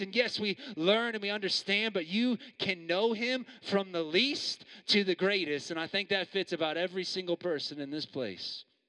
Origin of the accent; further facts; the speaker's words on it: Missouri, United States; moved away as an adult; also born or lived in New York; now in Perth, Australia; I'm from Missouri